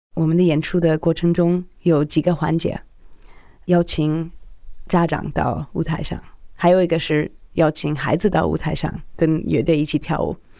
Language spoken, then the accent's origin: Chinese; United States; now in Shanghai, China; 我是一个美国记者，住在中国，我老公是做音乐的